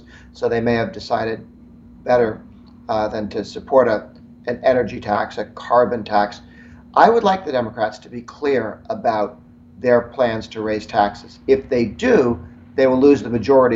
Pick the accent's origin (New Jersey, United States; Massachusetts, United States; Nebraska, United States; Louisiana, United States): Massachusetts, United States; moved away; I'm originally from Massachusetts. Prior to emigrating to the United States, I grew up in Massachusetts